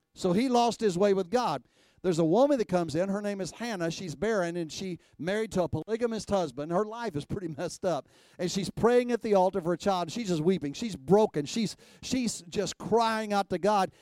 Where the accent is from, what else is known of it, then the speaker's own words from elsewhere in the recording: Texas, United States; I was raised in Texas.